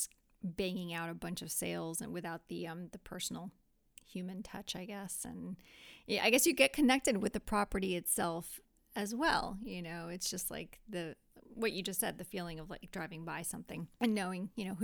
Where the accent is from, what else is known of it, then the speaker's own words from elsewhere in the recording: Miami, Florida, United States; now in Gainesville, United States; I'm from Miami